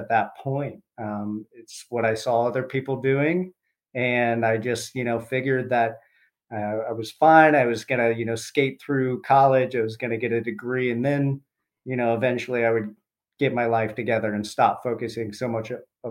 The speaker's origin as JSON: {"language": "English", "town": "Columbus", "region": "Ohio", "country": "United States", "tie": "born or raised there", "said": "I grew up in Columbus, Ohio"}